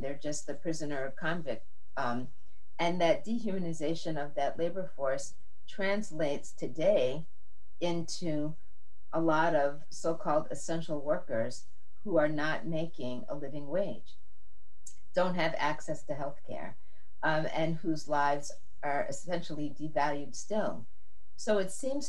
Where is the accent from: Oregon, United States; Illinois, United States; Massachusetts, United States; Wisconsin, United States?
Massachusetts, United States; I grew up in Massachusetts where the public schools are quite good